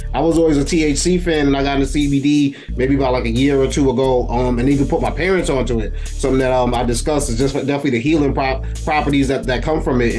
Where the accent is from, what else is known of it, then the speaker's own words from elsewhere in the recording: New York City, New York, United States; moved away as an adult; also born or lived in Albany, New York; now in Schenectady, United States; I grew up in Brooklyn, then I went to school up here at SUNY Albany, and just stuck, you know what I mean, in the upstate area.